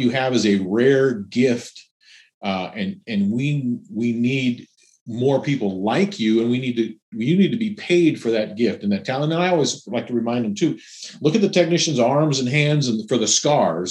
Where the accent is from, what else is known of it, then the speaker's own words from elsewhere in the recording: Seattle, Washington, United States; I'm from the Seattle area